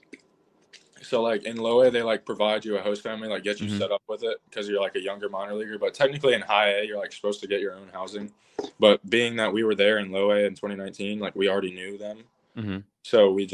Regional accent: North Carolina, United States; I'm from Carolina. I live 2 hours from the stadium.

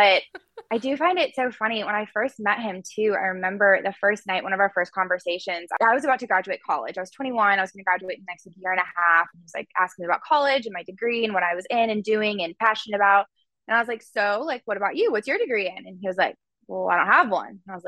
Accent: Frisco, Texas, United States; I'm from Frisco, Texas, and I was home from college in Frisco

